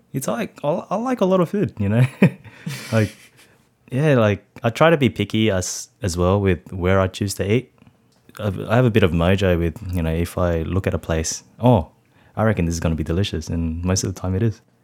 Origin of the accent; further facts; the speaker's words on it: Sydney, New South Wales, Australia; I grew up in Cabramatta, Canning Heights, to be exact.